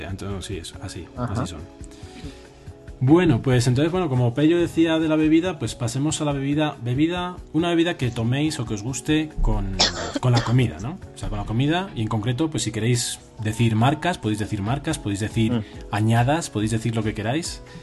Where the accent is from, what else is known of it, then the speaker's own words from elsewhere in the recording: Toro, Castile and León, Spain; moved away; yo soy de Toro, no sé si lo he dicho alguna vez en sí, soy de Toro de Zamora